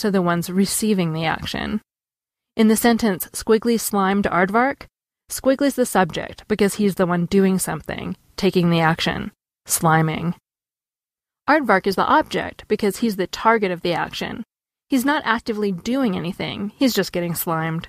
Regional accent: United States; I'm being a snobby American

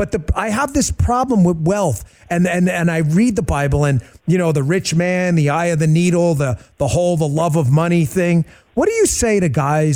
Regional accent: New York City, New York, United States; I'm from Queens

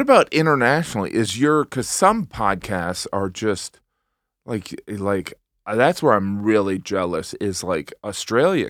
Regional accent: Northwest Indiana, United States; moved away; also born or lived in Elgin, Illinois / Barrington, Illinois / Munster, Indiana / Chesterton, Indiana; when I was growing up, this is what I knew, and this is what I've experienced, is that Northwest Indiana

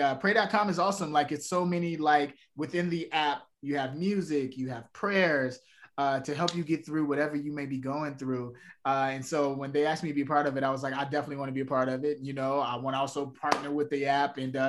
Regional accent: Chicago, Illinois, United States; born there; Yeah, south side of Chicago.

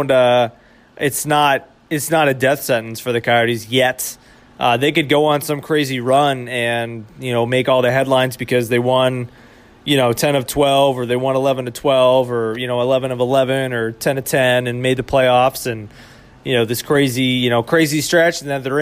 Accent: New England, United States; Obviously, I kind of spoke before in the show about how I'm from New England, so I've only been around the team for a few years.

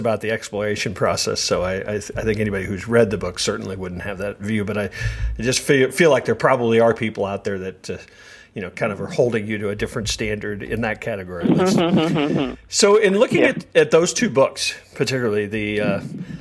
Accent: Kansas City, United States; we're both from Kansas City

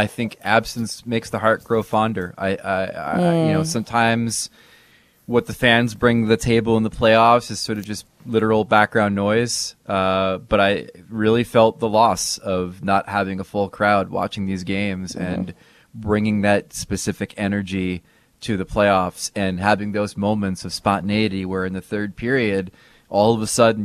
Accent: New Jersey, United States; we're from Jersey.

